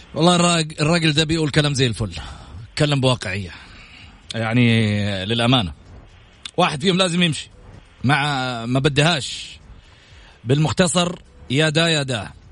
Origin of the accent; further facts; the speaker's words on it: Saudi Arabia; نفتخر فيها كسعوديين